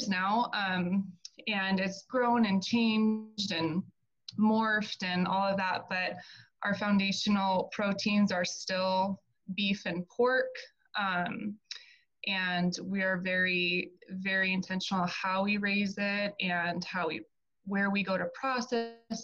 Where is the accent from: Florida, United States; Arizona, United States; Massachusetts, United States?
Arizona, United States; moved away as an adult; also born or lived in Colorado; I'm originally from Arizona, born and raised there